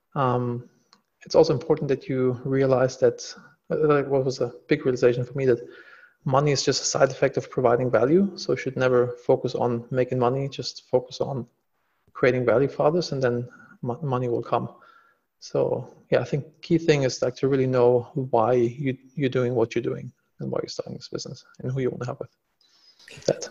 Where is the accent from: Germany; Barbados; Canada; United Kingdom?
Germany; moved away as an adult; now in Los Angeles, United States; I'm originally from Germany